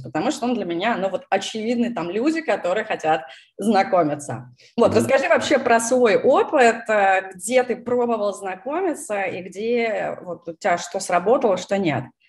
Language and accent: Russian; Moscow, Russia; moved away as an adult; also born or lived in California, United States; now in Texas, United States; родилась в Москве, переехала в США 6 лет назад